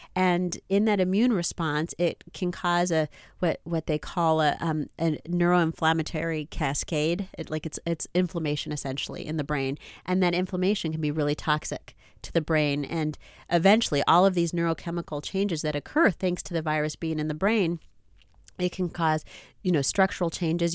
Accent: United States; I was born here in the United States, but my parents are from, uh, those other countries

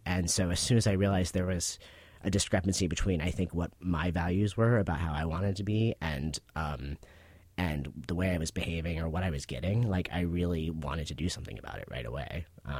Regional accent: Pittsburgh, Pennsylvania, United States; In Pittsburgh, Pennsylvania.

